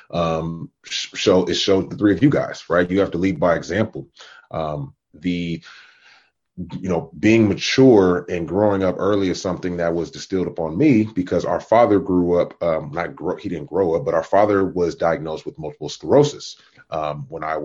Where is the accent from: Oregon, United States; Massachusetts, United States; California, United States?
California, United States; Oakland; Born and raised in Oakland, California. Northern California child